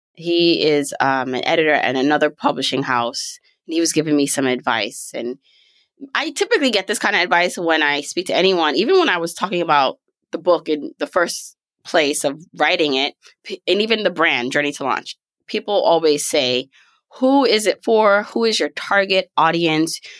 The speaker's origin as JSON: {"language": "English", "town": "New York City", "region": "New York", "country": "United States", "tie": "born or raised there", "also_born_or_lived": "Jamaica", "said": "born in the beautiful island of Jamaica, raised in Brooklyn, New York"}